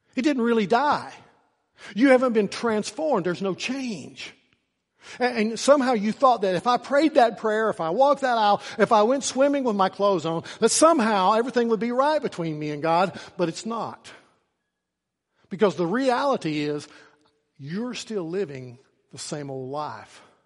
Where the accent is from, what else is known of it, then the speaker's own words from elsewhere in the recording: Norton, Virginia, United States; at the end of my senior year, I walked across the stage and they handed me a piece of paper. And that piece of paper said that I was free from Norton City School's